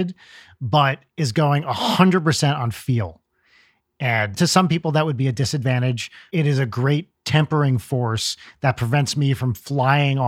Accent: New Jersey, United States; when I was growing up in Jersey

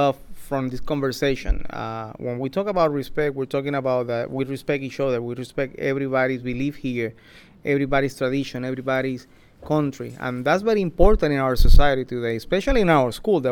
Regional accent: Puerto Rico; moved away; I'm coming from the Caribbean, from Puerto Rico

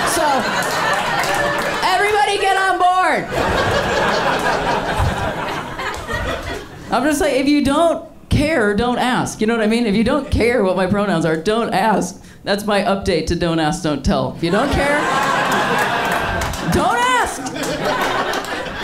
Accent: Ohio, United States; moved away as an adult; now in Los Angeles, United States; I come from truck nuts country, though. I'm from Ohio

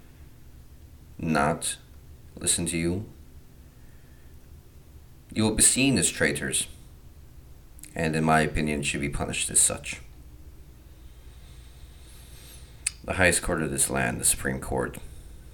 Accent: United States; us as the American people

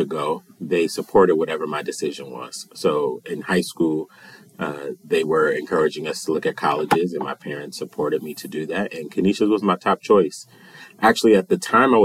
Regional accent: Buffalo, New York, United States; I'm originally from Buffalo, and I actually grew up in the Cold Spring neighborhood, which is not too far from campus

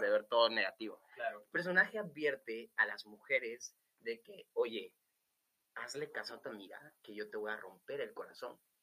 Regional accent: Venezuela; yo soy venezolano, soy de una cultura súper movida.

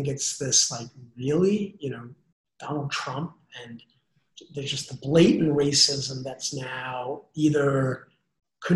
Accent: Copenhagen, Capital Region of Denmark, Denmark; now in United States; I went back home to Copenhagen for a month

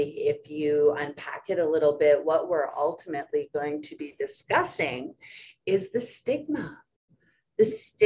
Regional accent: High Level, Alberta, Canada; now in Edmonton, Canada; originally from Treaty 8, so I was born in High Level, and now I am so absolutely humbled and honored and grateful to be working and living life on Treaty 6

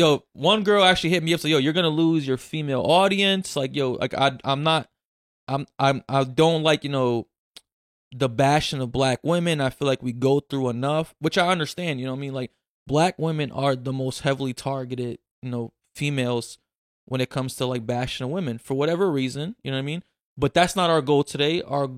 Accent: Brazil; Like, I'm from Brazil, there's a different breed of Black women there, right?

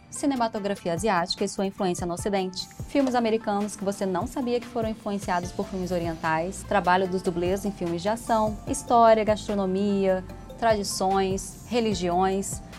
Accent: Volta Redonda, Rio de Janeiro, Brazil; moved away as an adult; eu sou neta de japoneses, bisneta de italianos, nasci em Volta Redonda, no estado do Rio de Janeiro, Mudei para o Rio de Janeiro para cursar ciências biológicas.

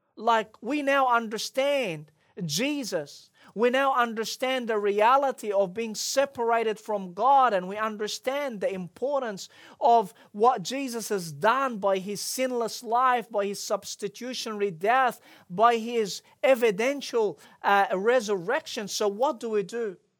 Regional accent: Egypt; as I was growing up in Egypt, I had a lot of friends who were non-Christians.

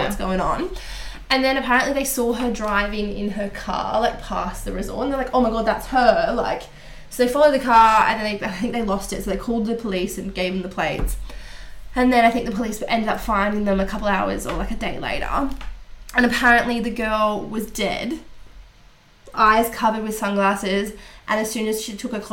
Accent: Australia; I'm Australian

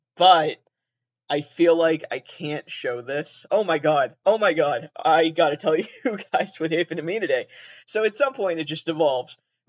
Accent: Massachusetts, United States; I'm from Massachusetts. I'm originally from southeastern Massachusetts. So, you know, nothing there. And nobody there sounds like me.

